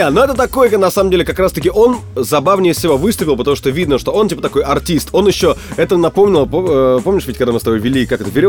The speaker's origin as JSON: {"language": "Russian", "town": "Odintsovo", "region": "Moscow Oblast", "country": "Russia", "tie": "born or raised there", "said": "… выступала, было 100 человек в клубе в моем родном городе Одинцово."}